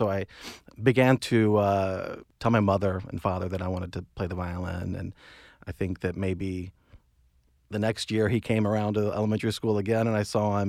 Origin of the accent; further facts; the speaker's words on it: Cary, North Carolina, United States; So I'm from North Carolina originally.